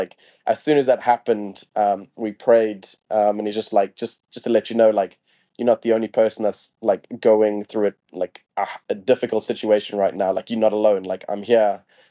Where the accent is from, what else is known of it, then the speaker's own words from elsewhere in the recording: Harare, Zimbabwe; I born and raised in Harare, Zimbabwe